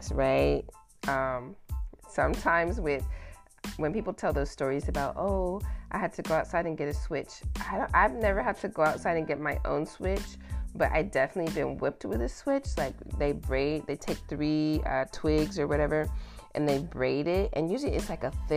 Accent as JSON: {"language": "English", "region": "the South", "country": "United States", "tie": "born or raised there", "moved": "yes", "said": "I grew up in the South"}